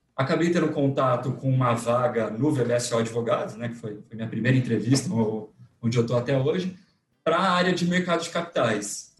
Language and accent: Portuguese; interior of São Paulo, Brazil; moved away as an adult; now in São Paulo, Brazil; Eu sou do interior de São Paulo, mudei para cá para fazer faculdade